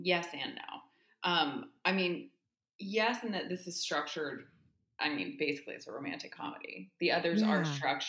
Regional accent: La Jolla, California, United States; my hometown of La Jolla, California

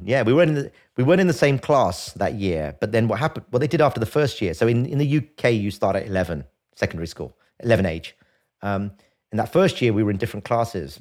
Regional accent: London, United Kingdom; I grew up in London. Um, in a, in a place called Archway, North London

